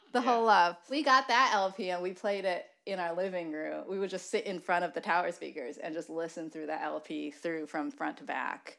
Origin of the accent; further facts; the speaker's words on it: Michigan, United States; we're both from Michigan